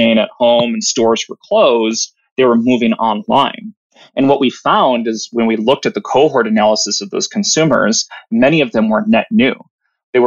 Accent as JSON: {"language": "English", "region": "Wisconsin", "country": "United States", "tie": "born or raised there", "moved": "as an adult", "lives_now": "California, United States", "said": "I'm from the fine state of Wisconsin. So I come from the Midwest"}